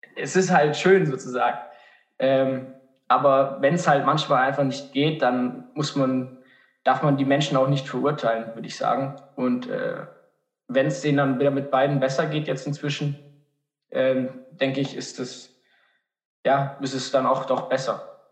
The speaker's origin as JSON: {"language": "German", "town": "Markdorf", "region": "Baden-Württemberg", "country": "Germany", "said": "ich komme aus Markdorf"}